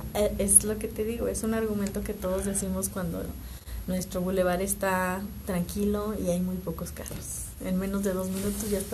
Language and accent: Spanish; Mexico